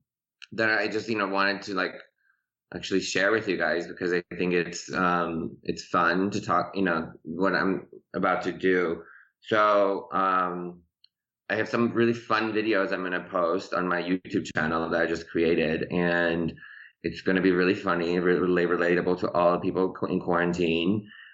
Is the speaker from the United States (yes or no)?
yes; Chicago, Illinois, United States; English is a second language; moved away as an adult; also born or lived in Tehran, Iran; now in Los Angeles, United States; And so we left. Tehran when I was 10. I didn't speak any English when I got here. We moved to Chicago I grew up in Chicago, in the suburbs of Chicago, and then I moved to LA.